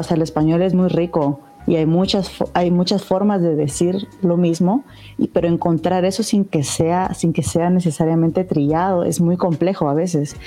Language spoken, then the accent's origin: Spanish; Guatemala; soy de Guatemala